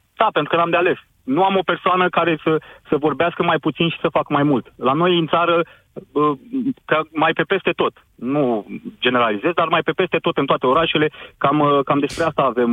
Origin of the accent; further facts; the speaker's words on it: Constanța, Constanța County, Romania; orașul meu natal, unde, unde de altfel și sunt și locuiesc